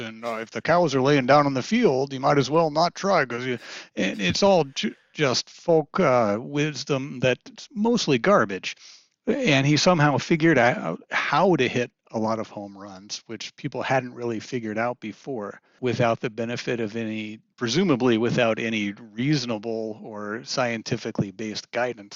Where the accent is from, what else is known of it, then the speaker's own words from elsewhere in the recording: Kansas City, United States; I grew up in the Kansas City area